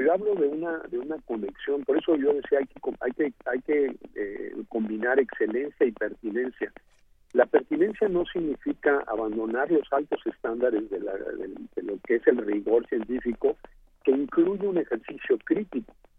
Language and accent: Spanish; Mexico